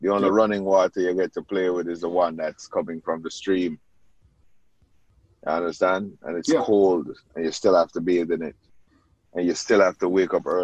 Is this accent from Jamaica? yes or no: yes; Jamaica; moved away; as a kid growing up in Jamaica